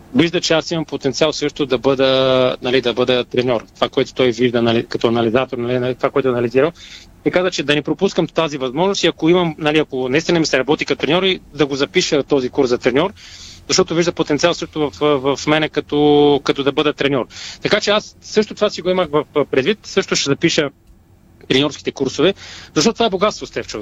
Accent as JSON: {"language": "Bulgarian", "country": "Bulgaria", "said": "сама съм българин"}